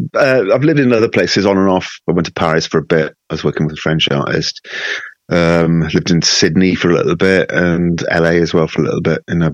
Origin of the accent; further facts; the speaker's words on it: Wales, United Kingdom; Growing up in Wales, you know, as you probably know, it's very musical. There's music everywhere.